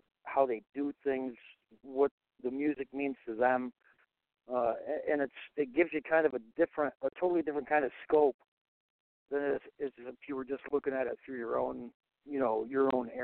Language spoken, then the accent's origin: English; upstate New York, United States; also born or lived in California; I was actually born in New York, but I grew up for a little while in California